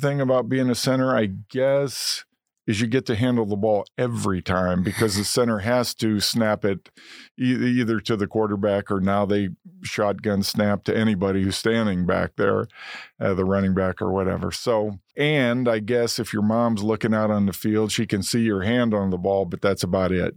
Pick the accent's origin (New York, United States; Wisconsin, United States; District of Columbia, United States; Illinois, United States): Illinois, United States; Momence; also born or lived in Indiana; grew up in a romance, great town, great people